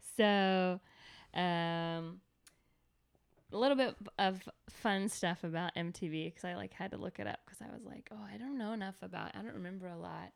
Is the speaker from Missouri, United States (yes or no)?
no; Atlanta, Georgia, United States; I grew up in Atlanta